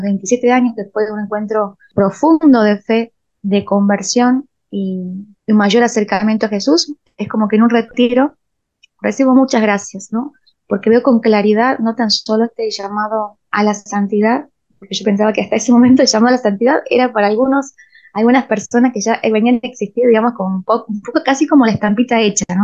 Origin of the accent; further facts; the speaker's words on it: Rosario de la Frontera, Salta, Argentina; moved away as an adult; also born or lived in San Miguel de Tucumán; yo me mudo a San Miguel de Tucumán, porque nací en Rosario de la Frontera